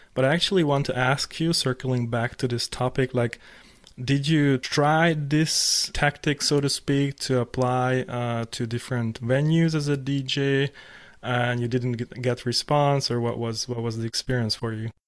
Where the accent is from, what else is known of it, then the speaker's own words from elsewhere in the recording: Hungary; moved away; I was living in Hungary 'cause I'm from Hungary.